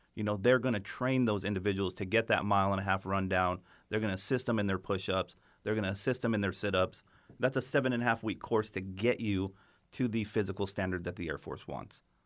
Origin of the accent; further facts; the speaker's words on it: New Mexico, United States; moved away; I'm from New Mexico originally